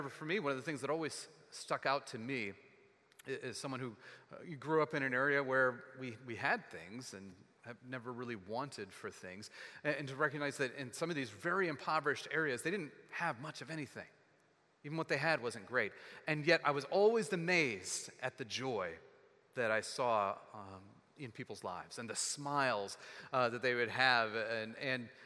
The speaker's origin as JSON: {"language": "English", "region": "Texas", "country": "United States", "tie": "born or raised there", "said": "growing up in Texas"}